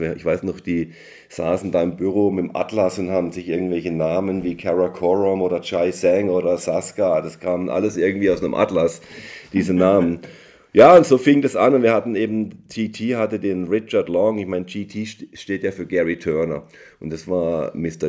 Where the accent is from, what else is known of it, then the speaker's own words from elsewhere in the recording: Emmendingen near Freiburg, Baden-Württemberg, Germany; moved away as an adult; now in United States; Ich bin ja in Deutschland aufgewachsen, in Emding bei Freiburg